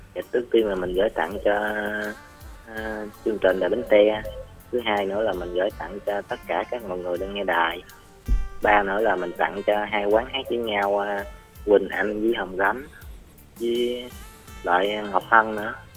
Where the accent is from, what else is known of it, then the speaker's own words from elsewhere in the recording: Binh Dai, Bến Tre, Vietnam; ở Bình Đại